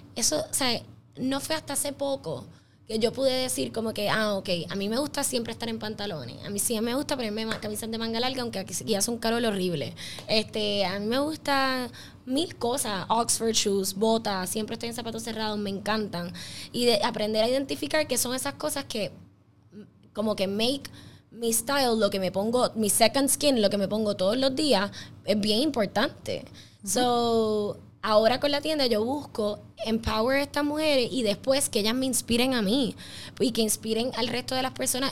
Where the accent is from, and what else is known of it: Puerto Rico